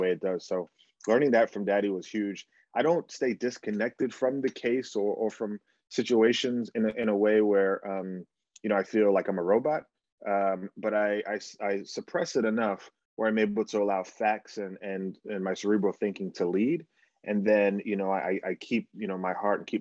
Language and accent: English; New Jersey, United States; also born or lived in Bahamas / Florida; we grew up in New Jersey